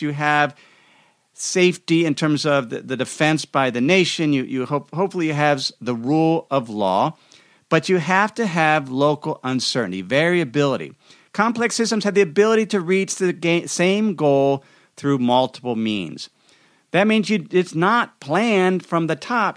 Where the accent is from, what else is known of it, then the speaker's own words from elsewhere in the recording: United States; as an American citizen